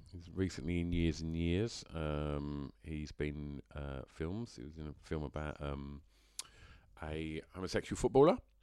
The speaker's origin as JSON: {"language": "English", "region": "England", "country": "United Kingdom", "tie": "born or raised there", "said": "I'm, I'm English. It just happens to be where I was born."}